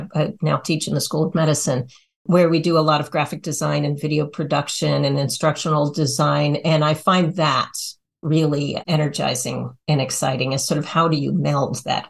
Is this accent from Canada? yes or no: no; Nepal; born there; I did my fieldwork in Nepal, and I was born in Nepal, actually, too.